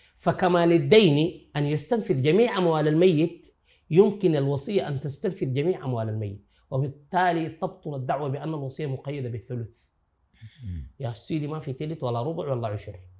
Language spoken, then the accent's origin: Arabic; Sudan; عندنا في السودان